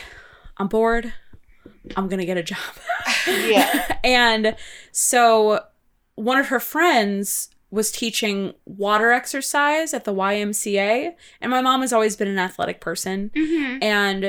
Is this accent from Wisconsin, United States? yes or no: yes; Wisconsin, United States; growing up in Wisconsin